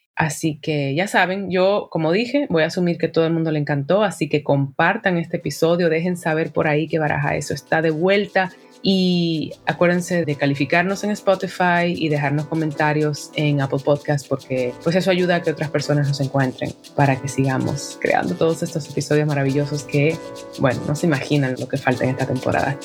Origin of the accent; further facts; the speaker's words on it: Dominican Republic; como dominicana